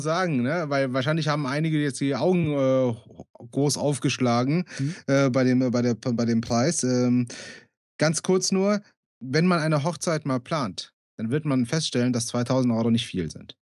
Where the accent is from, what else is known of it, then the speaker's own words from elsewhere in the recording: Bonn, North Rhine-Westphalia, Germany; Ich bin gebürtiger Bonner